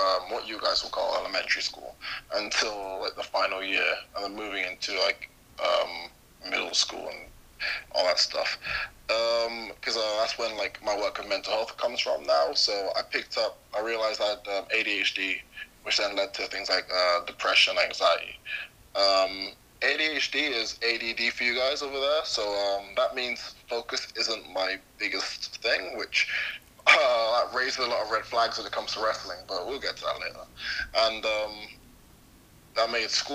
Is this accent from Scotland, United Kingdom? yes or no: no; London, United Kingdom; I grew up mainly in London, so a pretty urban area called Hackney, which is where I am right now, actually